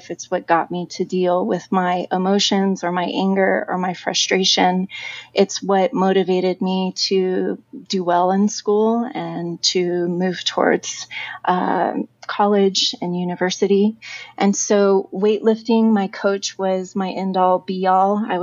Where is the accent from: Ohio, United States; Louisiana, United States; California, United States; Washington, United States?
California, United States; also born or lived in Chico / San Diego; Originally, I, I grew up in California. I was born in Northern California in a small town called Chico, but my family moved a lot.